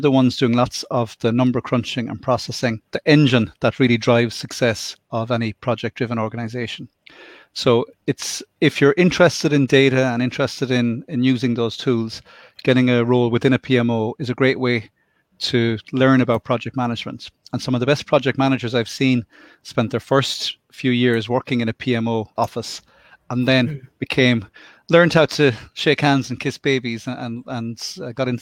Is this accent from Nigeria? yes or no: no; Limerick, Munster, Ireland; now in Cork, Ireland; I'm from Limerick, which is, and I live in Cork